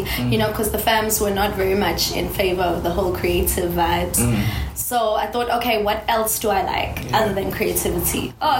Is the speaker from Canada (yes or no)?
no; Durban, KwaZulu-Natal, South Africa; born and raised in Durban.